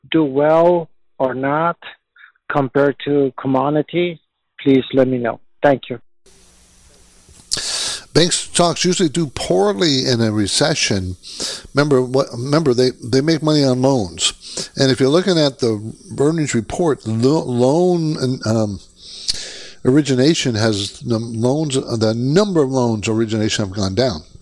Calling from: San Francisco, California, United States; I'm calling from San Francisco area

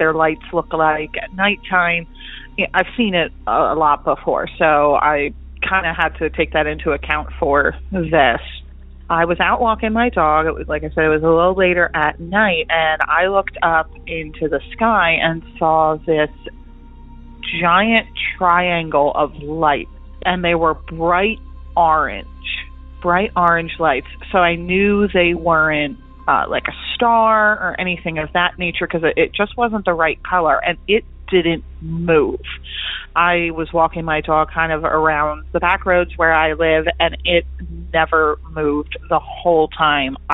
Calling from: Lancaster County, Pennsylvania, United States; I'm calling from Lancaster County, Pennsylvania

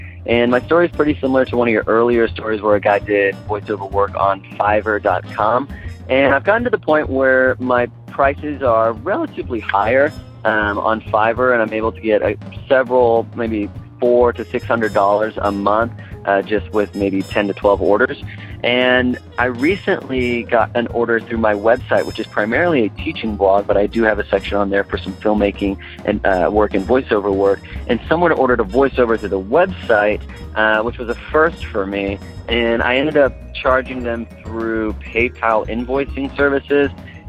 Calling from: Austin, Texas, United States; I'm calling from Austin, Texas

